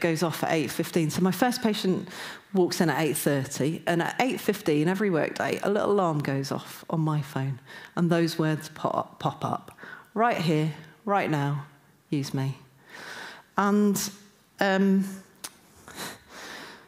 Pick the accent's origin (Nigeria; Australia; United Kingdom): United Kingdom; Newcastle upon Tyne, North East England; I'm from Newcastle